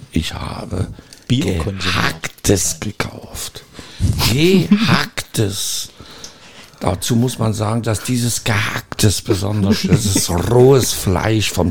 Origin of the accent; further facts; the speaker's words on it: Eichsfeld, Germany; Heimat gewesen. Da bin ich groß geworden, mit dem Motorrad auf die Fresse geflogen, weil ich Alkohol getrunken hatte.